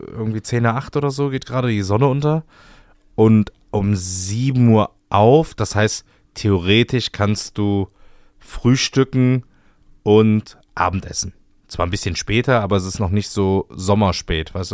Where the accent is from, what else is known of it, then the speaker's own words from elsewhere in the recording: Cologne, North Rhine-Westphalia, Germany; soll ich mal sagen, wo ich noch nicht war als Kölner?